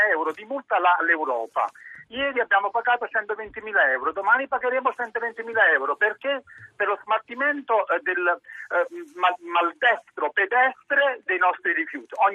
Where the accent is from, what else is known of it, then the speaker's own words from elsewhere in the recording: Terra di Lavoro, Campania Felix, Italy; la mia terra è una terra a vocazione agricola, la mia terra è la campagna Felix, la mia terra è terra di lavoro, la mia terra non è industrializzata